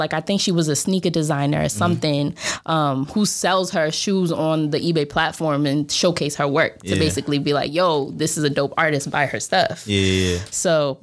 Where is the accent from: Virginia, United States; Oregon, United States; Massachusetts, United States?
Massachusetts, United States; Boston; first language Spanish; English is a second language; moved away as an adult; also born or lived in Jamaica Plain, Boston / Roxbury, Boston; now in Bay Area, United States; I was born here, first generation Dominican in Boston